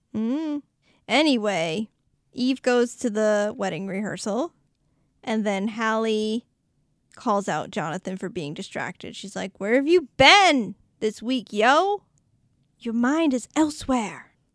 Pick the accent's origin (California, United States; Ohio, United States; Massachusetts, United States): Massachusetts, United States; Boston; accent: Boston